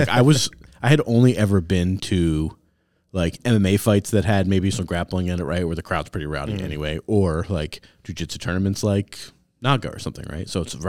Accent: Springfield, Massachusetts, United States; We're from the Springfield, Mass area.

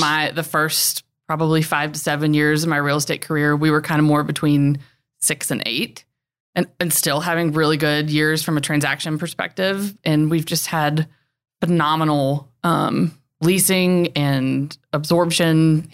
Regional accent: Winston-Salem, North Carolina, United States; also born or lived in Raleigh / Charlotte / Charleston / Greenville; I'm literally just a classic Carolina girl. I grew up near Winston-Salem.

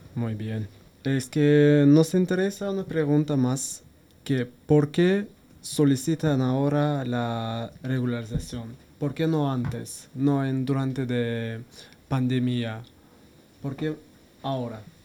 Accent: Azerbaijan; now in Madrid, Spain; soy de Azerbaiyán, llevo aquí en Madrid un año y medio

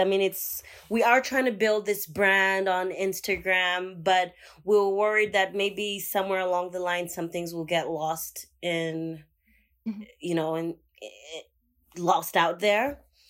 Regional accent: Uganda; I'm from Uganda. I'm 31 years old, and I am a med tech entrepreneur.

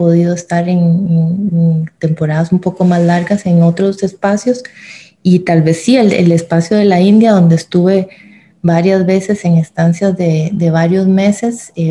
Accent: El Salvador; born there; Yo nací en El Salvador, mi padre era salvadoreño y toda la familia paterna que tengo es salvadoreña, mi mamá es alemana

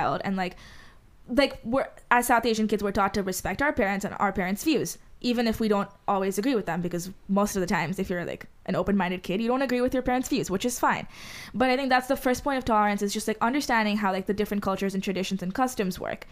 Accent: Dubai, United Arab Emirates; first language Hindi; English is a second language; moved away; growing up in Dubai, there was just so many Indians

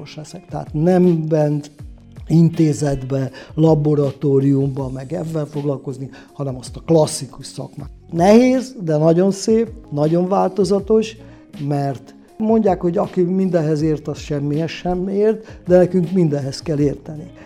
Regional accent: Budapest, Hungary; moved away as an adult; also born or lived in Mezőfalva; now in Nagykarácsony, Hungary; Pesti létemre, mert én Pesten születtem, anyám is Pesti

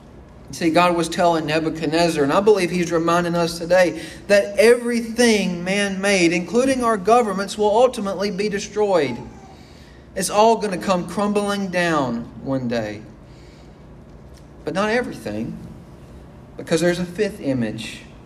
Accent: United States; We're American citizens, and we love being Americans, and I do too.

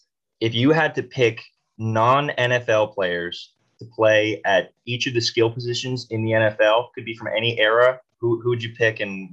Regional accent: Houston, Texas, United States; like you said. I'm from Houston

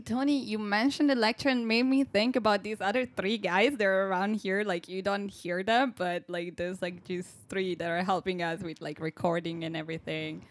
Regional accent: Italy; moved away as an adult; now in Groningen, Netherlands; I come from Italy

